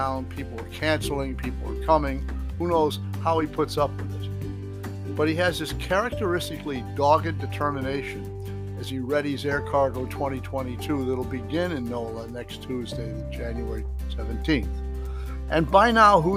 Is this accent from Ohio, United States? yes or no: yes; Toledo, Ohio, United States; Except I'm from Toledo